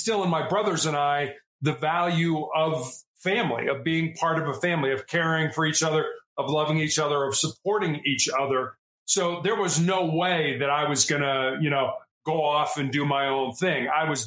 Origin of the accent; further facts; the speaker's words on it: Chicago, Illinois, United States; I was born and raised in Chicago in the United States